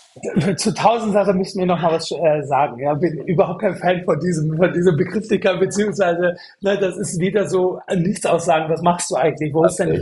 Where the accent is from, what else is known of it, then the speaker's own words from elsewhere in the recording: Stuttgart, Baden-Württemberg, Germany; moved away as an adult; now in Berlin, Germany; aus Stuttgart, aus dem Schwabeländle